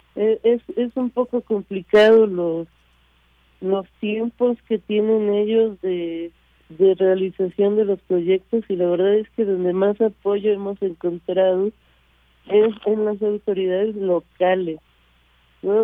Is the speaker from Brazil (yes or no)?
no; Mexico; also born or lived in France; yo soy franco mexicana, nací en Francia y crecí en México